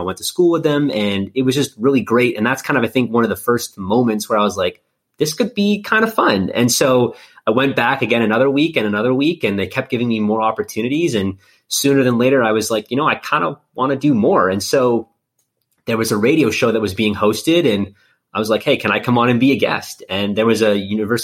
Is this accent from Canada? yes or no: yes; Winnipeg, Manitoba, Canada; moved away as an adult; also born or lived in East Coast of Canada; now in Kansas City, United States; born and raised in Winnipeg, Manitoba.